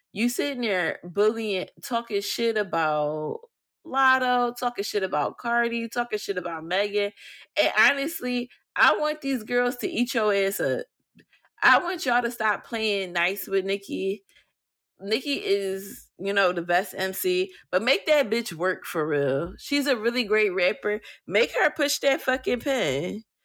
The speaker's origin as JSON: {"language": "English", "town": "Philadelphia", "region": "Pennsylvania", "country": "United States", "said": "I'm from Philly"}